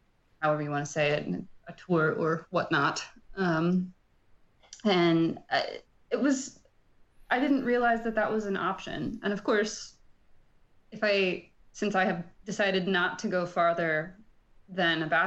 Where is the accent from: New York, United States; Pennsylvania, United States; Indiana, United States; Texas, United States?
Indiana, United States; Bloomington; I grew up in Bloomington, Indiana, which is a great town